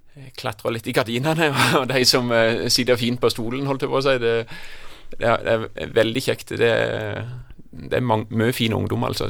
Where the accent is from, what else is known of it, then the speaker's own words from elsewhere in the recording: Kristiansand, Agder, Norway; moved away; also born or lived in Jæren; Jeg hadde noen veldig gode år i oppveksten på Flekkerøy.